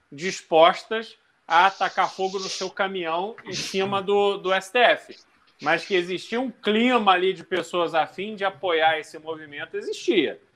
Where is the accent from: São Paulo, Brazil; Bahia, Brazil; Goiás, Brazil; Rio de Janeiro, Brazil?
Rio de Janeiro, Brazil; moved away; also born or lived in Caçador, Santa Catarina; no Rio de Janeiro, que eu, enfim, cresci no Rio, depois voltei